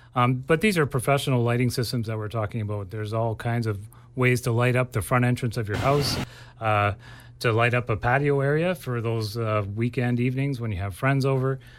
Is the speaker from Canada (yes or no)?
yes; Ontario, Canada; now in Abbotsford, Canada; I grew up in Ontario, and things just grow way slower there uh, compared to here